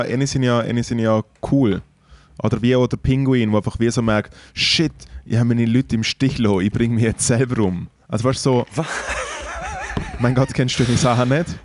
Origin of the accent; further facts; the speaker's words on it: Switzerland; in den Schweizer Bergen, in der Nähe von meiner Heimat